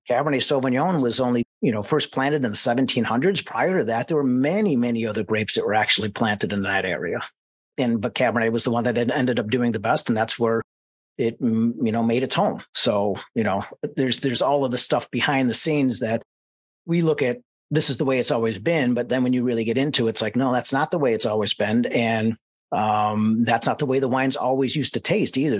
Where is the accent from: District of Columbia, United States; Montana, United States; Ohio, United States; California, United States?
Ohio, United States; Mentor; I was born and raised in Mentor, Ohio, just outside of Cleveland.